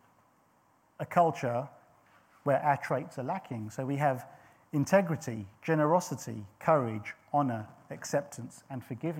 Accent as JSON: {"language": "English", "town": "St Albans", "region": "East of England", "country": "United Kingdom", "tie": "born or raised there", "also_born_or_lived": "Belgium", "moved": "yes", "said": "even though I was born and raised in England and in Hertfordshire"}